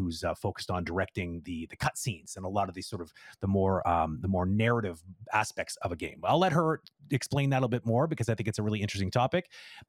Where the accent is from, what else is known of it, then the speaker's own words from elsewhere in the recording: England, United Kingdom; it feels weird even saying it out loud, even though I'm English.